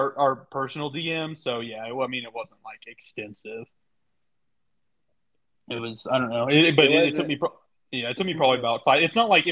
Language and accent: English; Oklahoma, United States; moved away as an adult; now in Colorado Springs, United States; I born and raised in Oklahoma